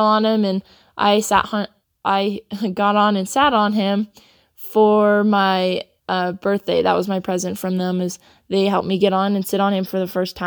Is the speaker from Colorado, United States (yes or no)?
yes; Sedalia, Colorado, United States; I'm from Sedalia, Colorado, and I'm 18 years old.